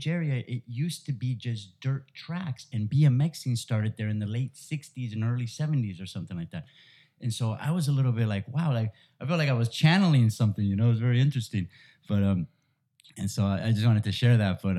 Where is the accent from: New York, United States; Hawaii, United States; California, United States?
California, United States; Santa Monica; also born or lived in Los Angeles; I was born in UCLA Hospital and I was raised in Santa Monica